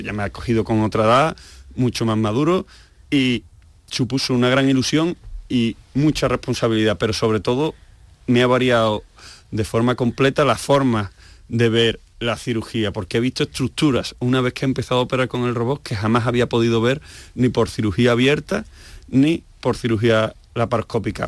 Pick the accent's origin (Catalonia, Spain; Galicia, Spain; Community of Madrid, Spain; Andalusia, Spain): Andalusia, Spain; Seville; moved away as an adult; also born or lived in Asturias; Me voy a Sevilla, que es mi tierra, me voy a Andalucía